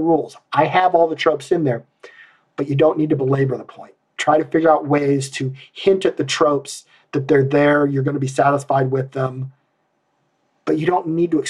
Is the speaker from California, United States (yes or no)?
no; Iowa, United States; I'm from Iowa